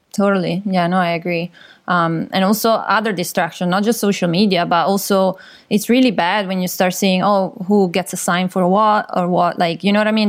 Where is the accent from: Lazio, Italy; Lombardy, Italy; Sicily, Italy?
Lombardy, Italy; Milan; moved away as an adult; also born or lived in London; now in Vancouver, Canada; I'm from Milan originally, so from Italy